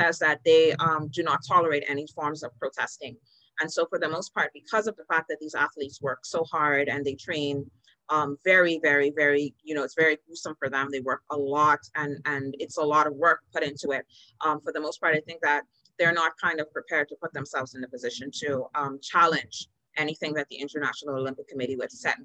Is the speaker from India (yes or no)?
no; Bahamas